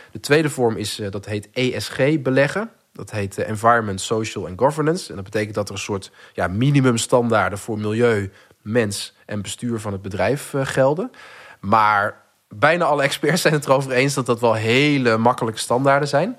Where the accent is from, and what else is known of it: Netherlands